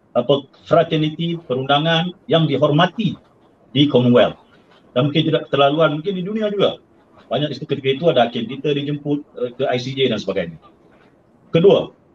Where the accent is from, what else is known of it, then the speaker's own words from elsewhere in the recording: Penang, Malaysia; saya orang Pulau Pinang